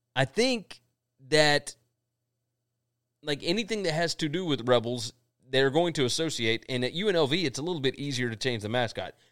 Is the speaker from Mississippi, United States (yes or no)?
yes; Mississippi, United States; we're from Mississippi